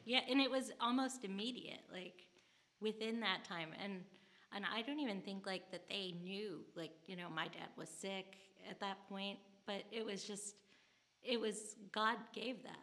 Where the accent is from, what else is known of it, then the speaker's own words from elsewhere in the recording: St. Louis, Missouri, United States; also born or lived in St. Charles, Missouri; now in Birmingham, United States; I was born and raised in St. Louis, Missouri